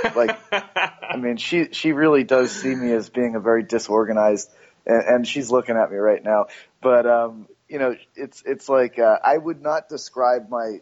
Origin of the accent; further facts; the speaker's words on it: United States; I'm American